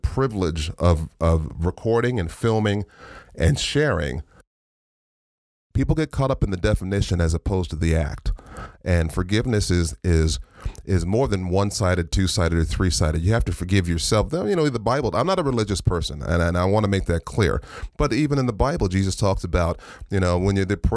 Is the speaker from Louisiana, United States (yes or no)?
no; La Puente, California, United States; I was raised in Lapa-Winnie, so I was raised in a rough neighborhood